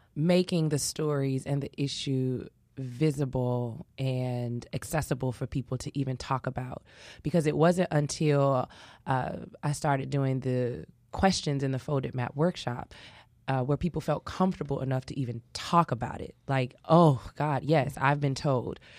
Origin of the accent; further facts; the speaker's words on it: Chicago, Illinois, United States; I grew up in Inglewood